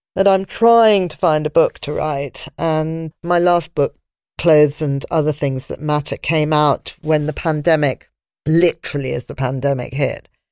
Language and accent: English; London, United Kingdom; I was brought up in London and my friends were all in London